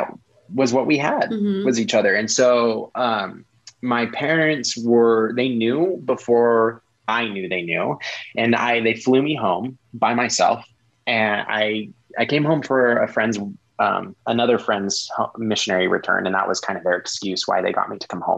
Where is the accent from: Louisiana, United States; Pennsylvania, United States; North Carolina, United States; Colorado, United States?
Colorado, United States; moved away as an adult; also born or lived in Salt Lake City, Utah; I was from Colorado